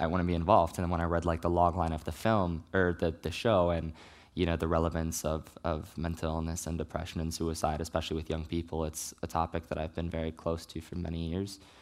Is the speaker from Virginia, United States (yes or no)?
yes; Richmond, Virginia, United States; moved away; I grew up in Richmond, Virginia